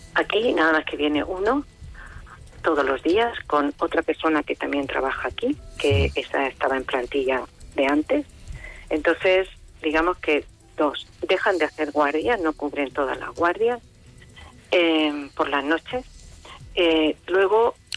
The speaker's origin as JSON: {"language": "Spanish", "region": "Region of Murcia", "country": "Spain", "also_born_or_lived": "Yecla", "said": "soy murciana, pero no yeclana, pero mm, viví aquí y trabajé aquí"}